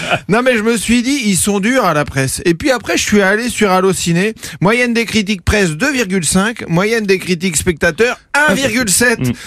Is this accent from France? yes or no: yes; France; je suis français